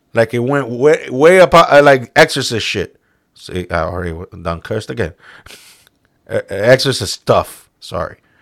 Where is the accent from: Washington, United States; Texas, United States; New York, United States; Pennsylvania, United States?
New York, United States; we're both from New York